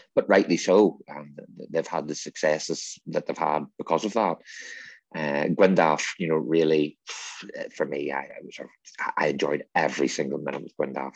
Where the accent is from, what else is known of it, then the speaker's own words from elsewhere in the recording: Northern Ireland, United Kingdom; growing up in North, Northern Ireland in the seventies and eighties